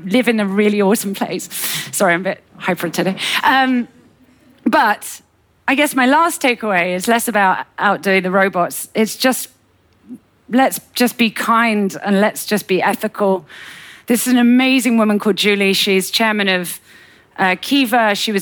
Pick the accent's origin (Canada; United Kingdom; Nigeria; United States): United Kingdom; as a Brit